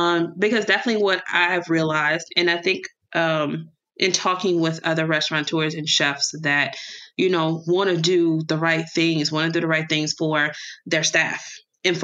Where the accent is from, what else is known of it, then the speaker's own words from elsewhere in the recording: Louisiana, United States; moved away as an adult; now in Detroit, United States; growing up in Louisiana, kind of eating what you grew